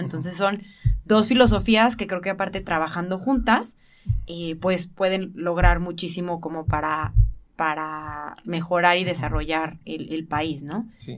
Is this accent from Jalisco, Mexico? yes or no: yes; Guadalajara, Jalisco, Mexico; soy de aquí de Guadalajara.